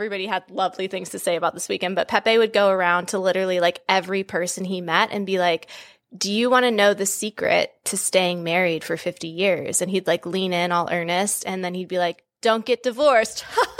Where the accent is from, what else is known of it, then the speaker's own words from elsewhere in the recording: Maryland, United States; I'm in the DMV. I'm in Maryland. Wow. Born and raised.